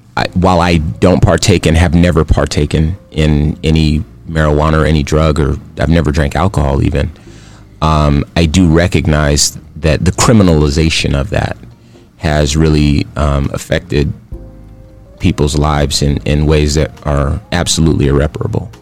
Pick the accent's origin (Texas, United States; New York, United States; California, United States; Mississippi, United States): California, United States; Compton; now in Phoenix, United States; Phoenix is my home, but I was born in Compton, California